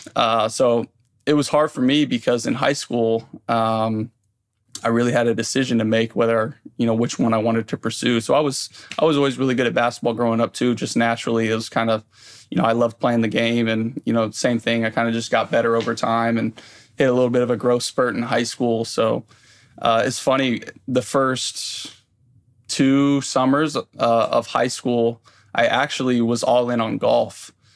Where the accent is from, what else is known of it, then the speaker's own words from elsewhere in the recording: Indianapolis, Indiana, United States; I grew up in Indianapolis